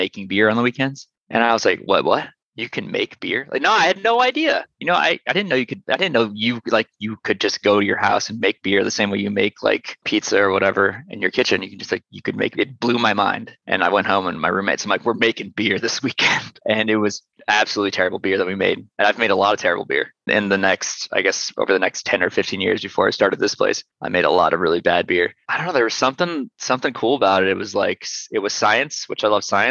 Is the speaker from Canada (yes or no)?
no; Fresno, California, United States; moved away as an adult; also born or lived in San Diego, California; now in Columbus, United States; I'm originally from Fresno, California.